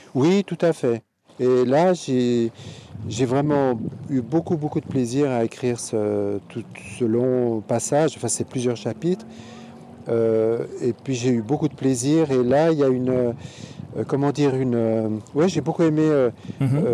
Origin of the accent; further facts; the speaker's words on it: Geneva, Switzerland; j'aime beaucoup Genève, bon, c'est ma ville natale, euh, j'ai grandi